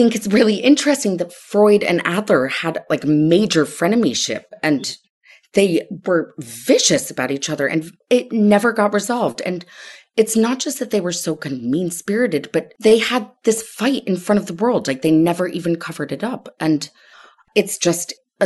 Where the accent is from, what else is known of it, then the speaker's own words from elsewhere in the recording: Connecticut, United States; I grew up in Connecticut